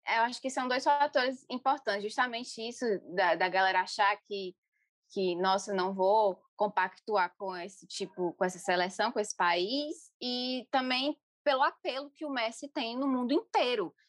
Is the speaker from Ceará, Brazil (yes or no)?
yes; interior of Ceará, Brazil; eu sou do interior do Ceará, cresci no interior do Ceará